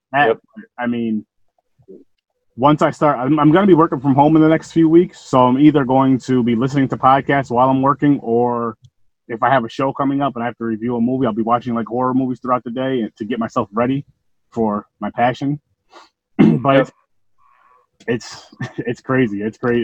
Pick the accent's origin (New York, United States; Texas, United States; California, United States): New York, United States; Albany; I'm from Albany, New York.